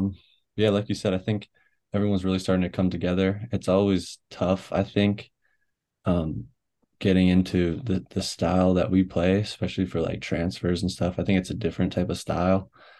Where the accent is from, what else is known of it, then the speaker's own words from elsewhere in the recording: Canada; I'm a Canadian. They won't let me do nothing.